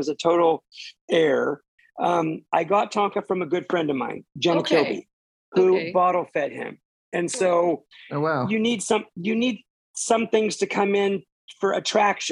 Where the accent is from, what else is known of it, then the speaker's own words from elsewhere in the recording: Ferndale, California, United States; Born and raised in Ferndale